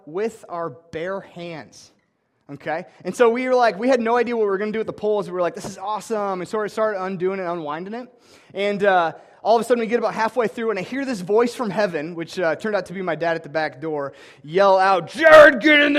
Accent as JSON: {"language": "English", "town": "Ankeny", "region": "Iowa", "country": "United States", "tie": "born or raised there", "said": "I'm from Ankeny, Iowa, and I grew up in two different houses."}